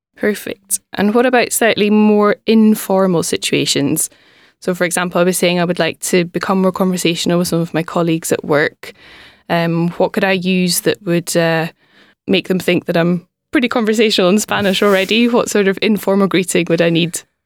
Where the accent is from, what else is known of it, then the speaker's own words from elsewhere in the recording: Scotland, United Kingdom; first language English; I'm from Scotland